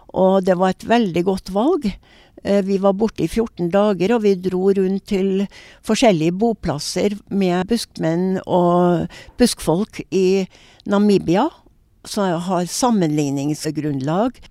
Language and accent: Norwegian; Norway; jeg er jo norsk